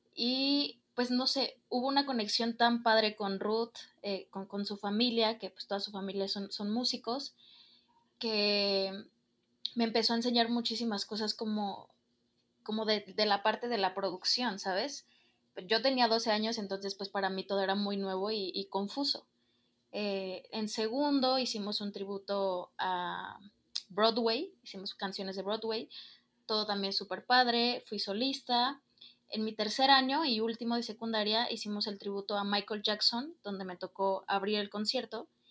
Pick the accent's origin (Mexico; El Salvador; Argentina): Mexico; Guadalajara, Jalisco; soy de aquí, de Guadalajara, Jalisco